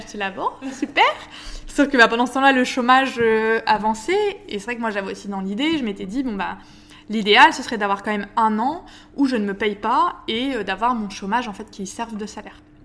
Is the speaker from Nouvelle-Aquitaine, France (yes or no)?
no; Lille, Hauts-de-France, France; moved away as an adult; also born or lived in Paris; je suis lilloise d'origine